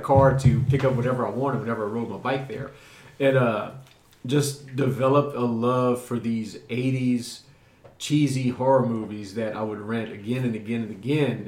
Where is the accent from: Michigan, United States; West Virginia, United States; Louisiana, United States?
Louisiana, United States; South; growing up in South Louisiana, which you'll hear about a lot too, because my South Louisiana is a huge influence on me because that's where I grew up